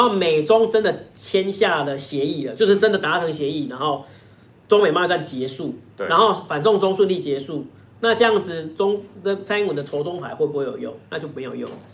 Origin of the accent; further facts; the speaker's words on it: Taiwan; 我们台湾这边是非常强调是要有证据啊